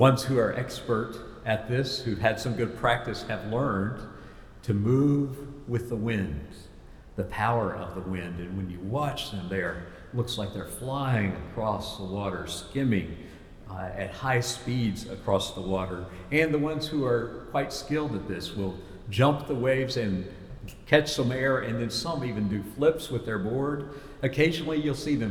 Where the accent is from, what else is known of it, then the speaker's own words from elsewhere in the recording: Columbia, South Carolina, United States; I'm from Columbia, South Carolina